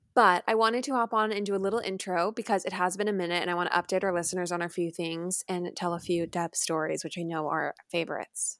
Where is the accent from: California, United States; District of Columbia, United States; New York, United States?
California, United States; San Clemente; moved away